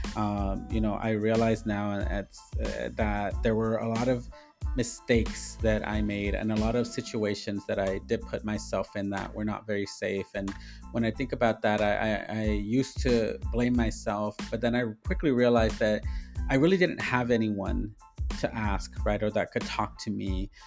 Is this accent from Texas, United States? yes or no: no; Inglewood, California, United States; born and raised in Inglewood, California